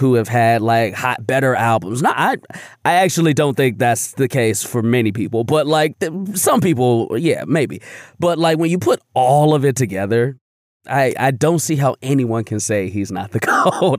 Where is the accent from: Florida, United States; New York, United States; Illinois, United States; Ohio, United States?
Illinois, United States; Chicago; growing up on the South Side of Chicago